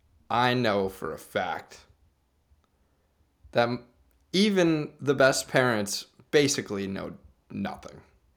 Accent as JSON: {"language": "English", "region": "Midwest", "country": "United States", "said": "Like, I'm from the Midwest"}